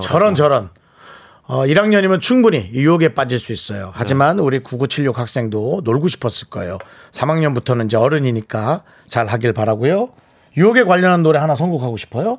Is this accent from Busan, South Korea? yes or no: no; Gangneung, Gangwon, South Korea; now in Seoul, South Korea